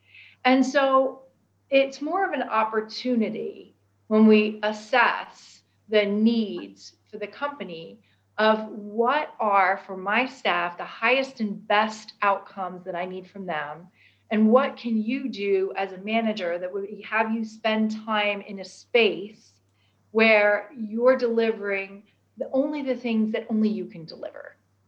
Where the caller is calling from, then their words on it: London, United Kingdom; And you're right, you would never know that I'm dialing in from London.